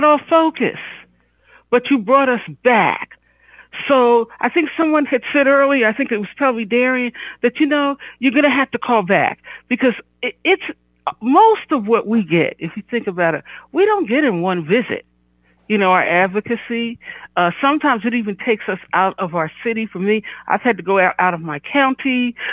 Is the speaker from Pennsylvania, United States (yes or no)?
yes; Philadelphia, Pennsylvania, United States; I'm from Philly